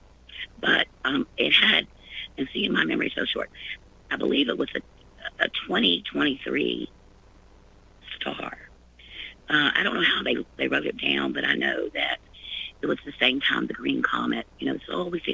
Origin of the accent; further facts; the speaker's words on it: Florida, United States; now in Ohio, United States; I'm from Florida, but I'm in Ohio now